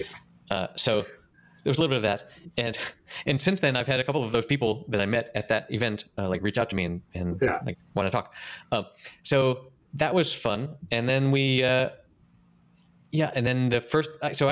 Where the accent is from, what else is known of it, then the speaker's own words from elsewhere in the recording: North Carolina, United States; I grew up in North Carolina